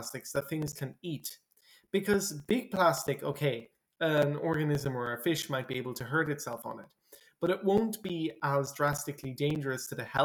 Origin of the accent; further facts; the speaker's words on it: Ireland; I'm from Ireland, and some people might know that in Ireland it rains quite often